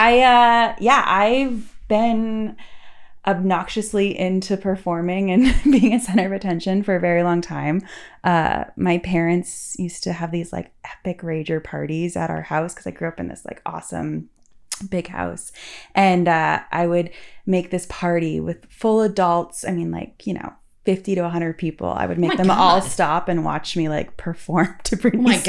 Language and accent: English; near Boston, Massachusetts, United States; also born or lived in New York City; now in Los Angeles, United States; my parents always treated Boston as if like it's just right there because it's like a 20-minute drive